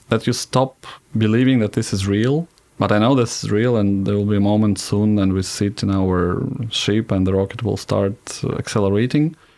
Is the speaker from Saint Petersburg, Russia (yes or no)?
no; Zhukovsky, Moscow Oblast, Russia; also born or lived in Smolensk; So we moved to Żukowski right in, when I was one and a half years old.